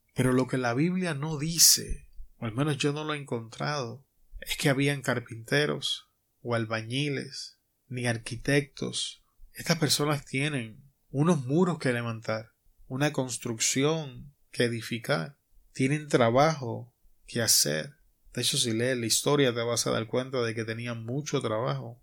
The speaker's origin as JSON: {"language": "Spanish", "country": "Puerto Rico", "tie": "born or raised there", "moved": "as an adult", "lives_now": "Arizona, United States", "said": "mi tierra natal, en Puerto Rico"}